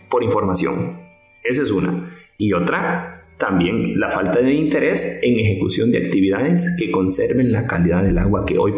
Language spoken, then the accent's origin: Spanish; Guatemala; Es que en Guatemala no se cumple la ley. Recordemos que quien la cumple somos nosotros, ¿sí? Somos los guatemaltecos.